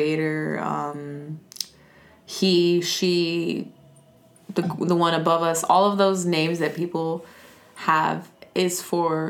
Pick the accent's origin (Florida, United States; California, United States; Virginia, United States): California, United States; Los Angeles; I'm from Los Angeles. Born and raised? Born and raised on Venice Beach